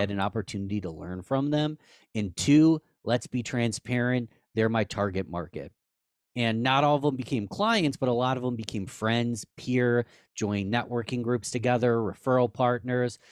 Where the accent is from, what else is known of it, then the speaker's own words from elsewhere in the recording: Rochester, New York, United States; our hometown of Rochester, New York